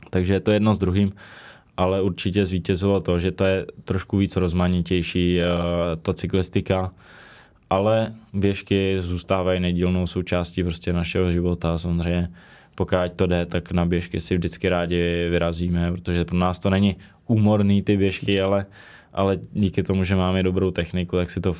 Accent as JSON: {"language": "Czech", "country": "Czechia", "also_born_or_lived": "Prague", "said": "samozřejmě jsem Čech, jsem z České republiky, takže teďka asi největší ten domov mám prostě v České republice, Jo, narodil jsem se v Praze, když jsem v Praze nikdy nebydlel"}